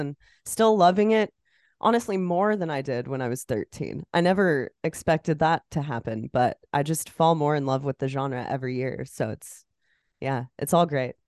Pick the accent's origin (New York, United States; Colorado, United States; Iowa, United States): Iowa, United States; I'm from Iowa. It's the corn state